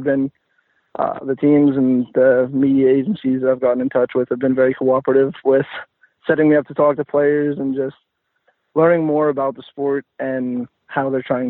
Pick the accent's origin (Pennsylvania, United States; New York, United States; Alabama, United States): Pennsylvania, United States; I'm from Pennsylvania